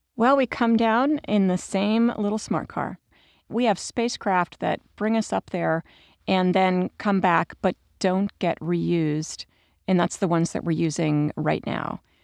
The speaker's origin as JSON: {"language": "English", "country": "United States", "said": "I, as an American"}